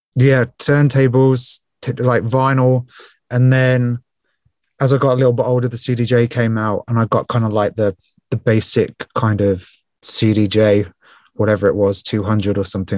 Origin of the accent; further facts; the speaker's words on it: Portsmouth, South East England, United Kingdom; also born or lived in Spain; I was born and raised in Portsmouth on the south coast of England.